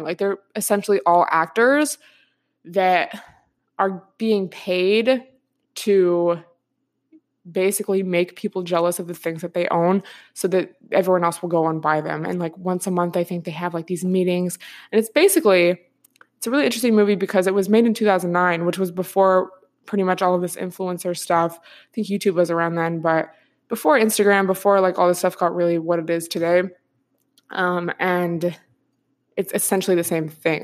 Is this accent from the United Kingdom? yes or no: no; outside of Seattle, Washington, United States; moved away; I grew up, like, outside of Seattle.